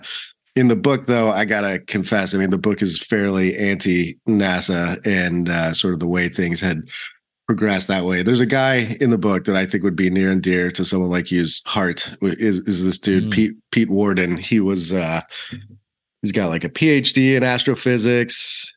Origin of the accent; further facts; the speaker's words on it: South Africa; born there; accent: British South African; also born or lived in Australia; So I was born in South Africa and I used to have a very posh little British South African accent. And my mom is Australian. So I spent a lot of time in Australia as a kid.